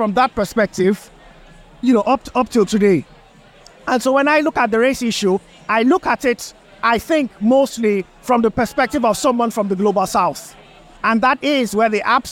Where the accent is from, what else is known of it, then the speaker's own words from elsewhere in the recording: Nigeria; now in United Kingdom; growing up in Nigeria